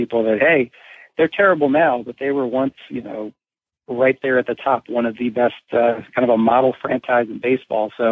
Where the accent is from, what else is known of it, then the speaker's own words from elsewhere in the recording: Baltimore, Maryland, United States; also born or lived in New Jersey; I grew up in Baltimore